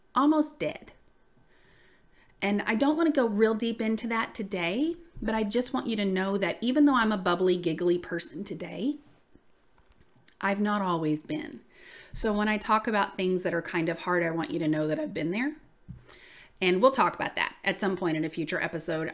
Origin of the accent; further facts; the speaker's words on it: the South, United States; accent: southern; I usually say that I'm from the South just 'cause, I mean, listen to my voice, y'all